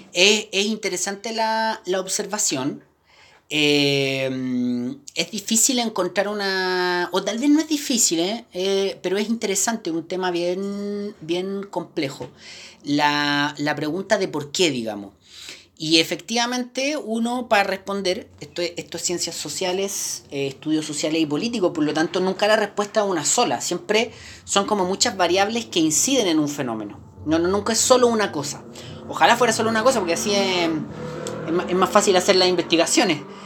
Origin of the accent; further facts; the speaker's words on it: Chile; somos chilenos